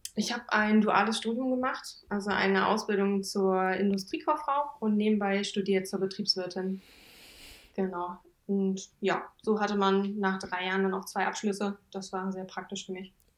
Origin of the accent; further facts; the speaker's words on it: Thale, Saxony-Anhalt, Germany; moved away as an adult; now in Braunschweig, Germany; Ich komme eigentlich ursprünglich aus Thale im Harz, im schönen Harz, äh, beim Hexentanzplatz.